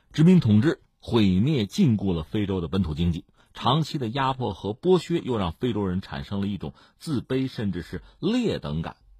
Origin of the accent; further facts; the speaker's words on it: China; 我们中国人